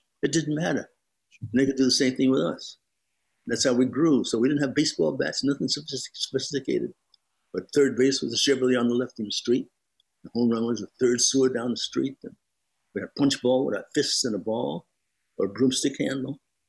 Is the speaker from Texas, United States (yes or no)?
no; Brooklyn, New York, United States; Well, I grew up in a post-depression. And those people in Brooklyn in a post-depression, there was a blacklist happening.